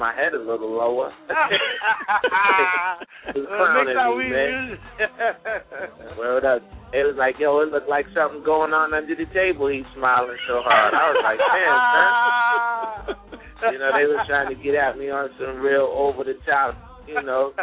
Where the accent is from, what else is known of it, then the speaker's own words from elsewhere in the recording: Boston, Massachusetts, United States; I'm a Bostonian in the heart